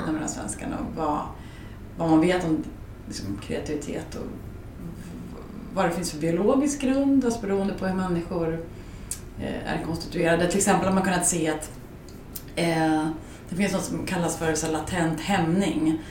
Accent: Skärblacka, Östergötland, Sweden; also born or lived in Norrköping; i den lilla byn jag kommer ifrån, i Skärblacka

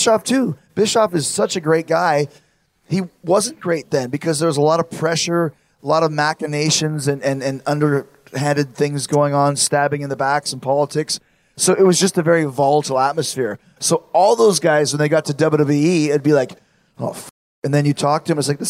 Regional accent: Winnipeg, Manitoba, Canada; I'm from Winnipeg.

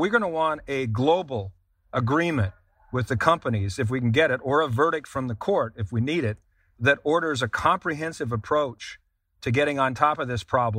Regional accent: Vermont, United States; Vermont, my home state of Vermont, had this problem in an area of southern Vermont around Bennington, Vermont.

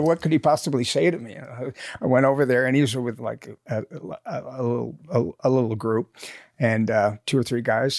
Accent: Nebraska, United States; accent: Southern; I, uh, I'm from Nebraska

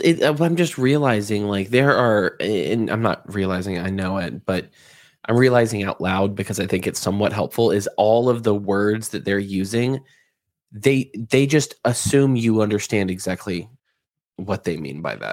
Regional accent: the South, United States; moved away; I'm from the South

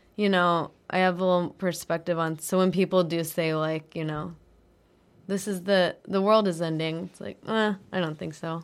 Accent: Denver, Colorado, United States; moved away; I'm from Denver.

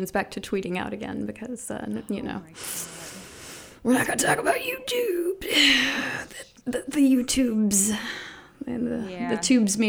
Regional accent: Ohio, United States; I grew up in Ohio, but, you know, right across the river

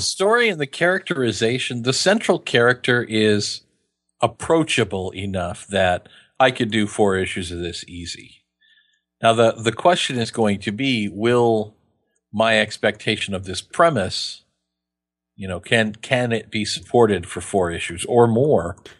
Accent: Kansas, United States; I'm from Kansas.

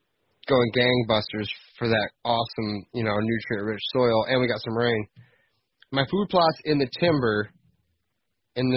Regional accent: Michigan, United States; I'm from Michigan

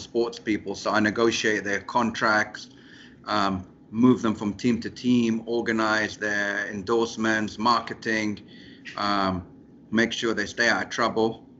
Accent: London, United Kingdom; moved away as an adult; also born or lived in Abu Dhabi, United Arab Emirates; now in Dubai, United Arab Emirates; even though I was born in London, I grew up in Abu Dhabi. So, I was always, I knew the United Arab Emirates. And then when I was 9 years old, I went back to London to, you know, spend the rest, you know, most of my life

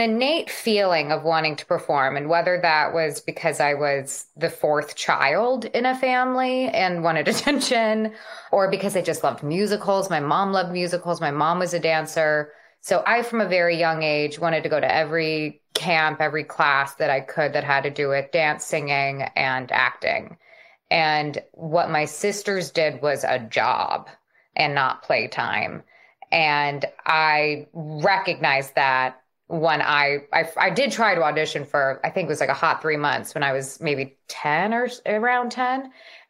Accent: Los Angeles, California, United States; Yes, I was born and raised in the Valley. I was raised everywhere in the Valley. We covered quite a span of the San Fernando Valley in Los Angeles.

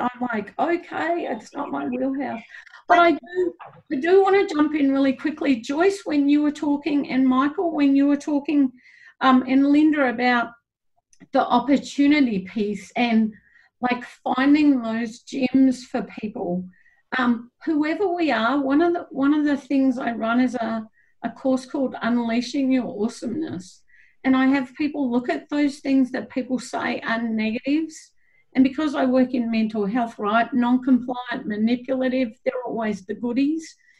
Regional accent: Australia; moved away; also born or lived in New Zealand; I come from Australia

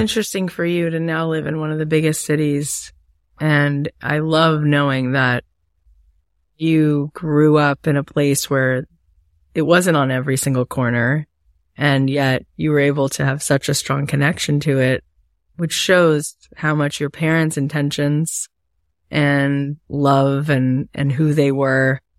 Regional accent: Florida, United States; I grew up in Florida

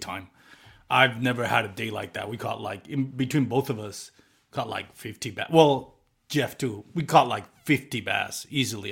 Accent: Puerto Rico; I grew up in Puerto Rico

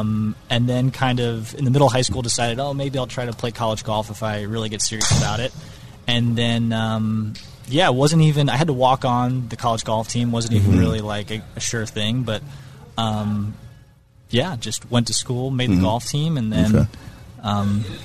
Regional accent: Boulder, Colorado, United States; now in Washington, United States; I grew up in Colorado playing golf

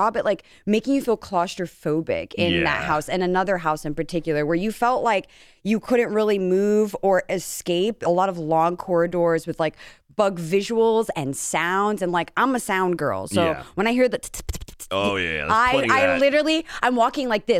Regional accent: New York City, New York, United States; as a New Yorker

